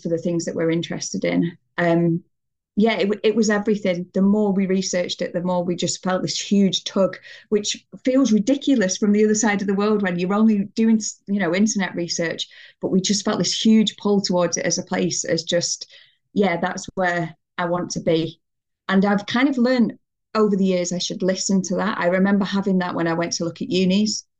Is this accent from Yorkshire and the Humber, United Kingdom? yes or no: no; Bury, North West England, United Kingdom; accent: northerner; moved away as an adult; also born or lived in Manchester, England; now in Auckland, New Zealand; I was in Bury.